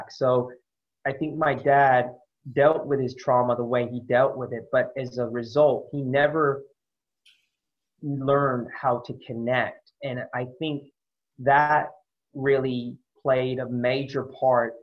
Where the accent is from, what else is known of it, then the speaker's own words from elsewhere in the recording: San Francisco Bay Area, California, United States; moved away as an adult; also born or lived in Sydney, Australia; now in Australia; growing up in the Bay Area